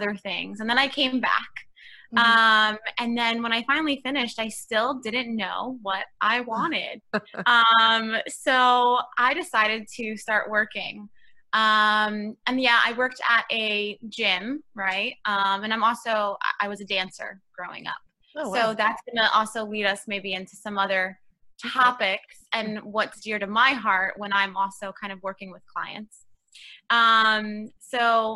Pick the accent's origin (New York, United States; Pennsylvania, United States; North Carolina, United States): New York, United States; New York City; I'm actually born and raised in New York. I was raised in Queens, New York